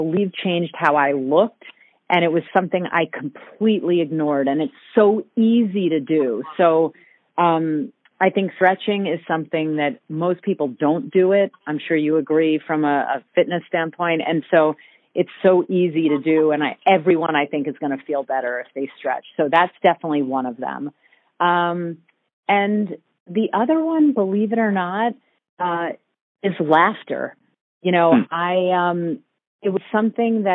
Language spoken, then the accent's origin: English; New York City area, United States; also born or lived in California; I was born in California, and I've lived in the New York City area literally my entire life.